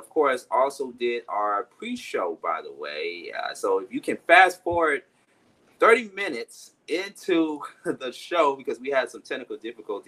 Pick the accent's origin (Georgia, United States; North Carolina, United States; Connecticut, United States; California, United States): Georgia, United States; Atlanta; my hometown, of course, ATL, Atlanta